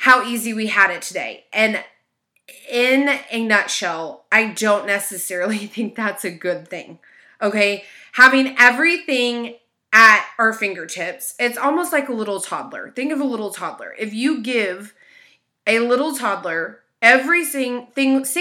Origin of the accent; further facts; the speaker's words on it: United States; I am an American and we do live in what is considered a melting pot